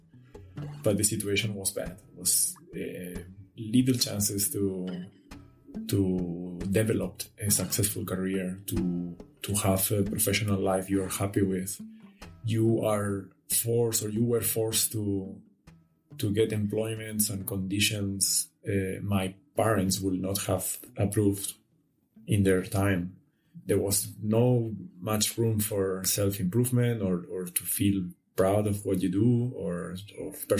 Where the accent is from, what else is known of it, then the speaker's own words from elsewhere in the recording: Spain; moved away as an adult; now in Innsbruck, Austria; 37, come from Spain